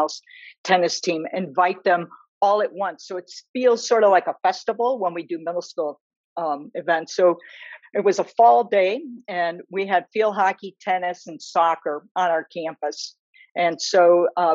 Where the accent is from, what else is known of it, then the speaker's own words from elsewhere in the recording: Chicago, Illinois, United States; also born or lived in Ruston, Louisiana; now in Ann Arbor, United States; I grew up in Chicago